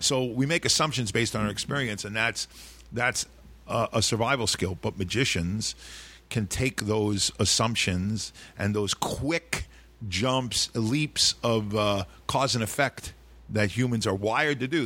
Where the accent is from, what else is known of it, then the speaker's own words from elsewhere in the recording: New York City, New York, United States; I grew up in Sheepshead Bay, a small fishing village